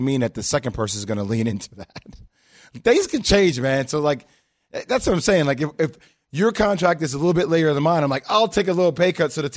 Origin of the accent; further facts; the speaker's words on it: Marietta, Georgia, United States; I'm from Marietta, Georgia